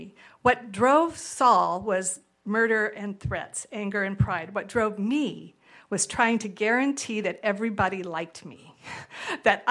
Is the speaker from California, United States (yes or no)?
yes; California, United States; moved away; I'm from California